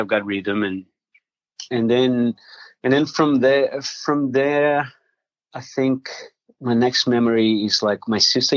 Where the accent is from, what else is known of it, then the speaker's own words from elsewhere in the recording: South Region, Brazil; now in Australia; I was born in Brazil. I'm from Brazil